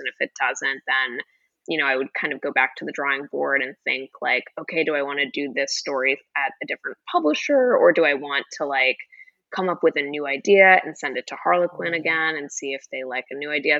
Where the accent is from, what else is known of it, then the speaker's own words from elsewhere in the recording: Florida, United States; moved away as an adult; also born or lived in Boston / New York City; now in Los Angeles, United States; I grew up in Florida